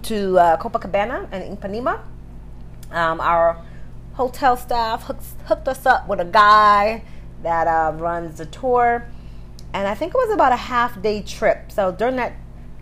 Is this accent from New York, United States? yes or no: yes; New York City, New York, United States; we grew up in Brooklyn, poor area